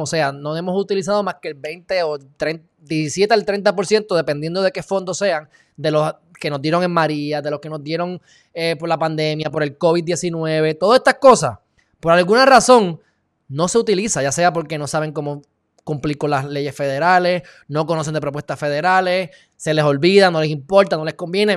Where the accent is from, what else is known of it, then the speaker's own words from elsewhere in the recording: Puerto Rico; por vivir aquí en Puerto Rico por ser de Puerto Rico